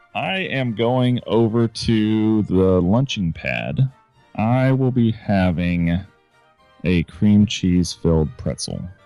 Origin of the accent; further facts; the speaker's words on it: Florida, United States; also born or lived in California; Grew up my younger years in California and the rest of my life in Florida.